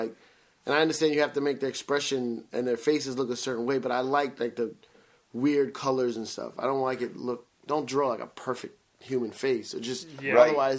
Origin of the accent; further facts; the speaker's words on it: New York City, New York, United States; I'm from the Bronx